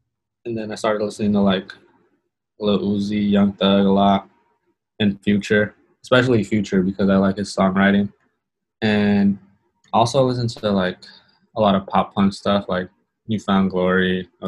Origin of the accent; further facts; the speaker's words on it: Long Beach, California, United States; I was always influenced by hip hop and rock because I'm from Long Beach. So it's like a lot of like a melting pot, I guess.